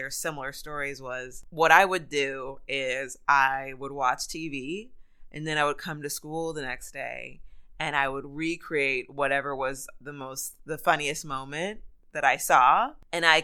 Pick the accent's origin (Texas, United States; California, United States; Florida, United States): California, United States; Rialto; I am originally from a town called Rialto. It is right next to San Bernardino.